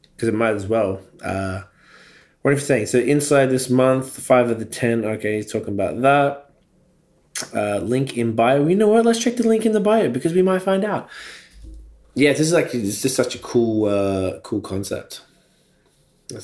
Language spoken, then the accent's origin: English; Melbourne, Victoria, Australia; now in Toronto, Canada; I'm from Melbourne, Australia